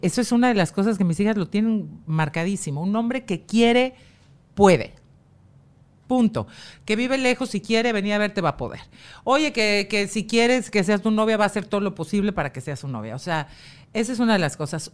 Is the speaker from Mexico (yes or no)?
yes; Mexico; el gen fuerte fui yo. La mexicana.